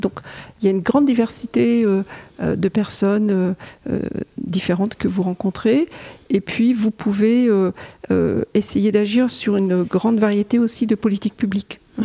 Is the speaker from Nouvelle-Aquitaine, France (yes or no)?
no; Pas-de-Calais, Hauts-de-France, France; je suis née dans le Pas-de-Calais.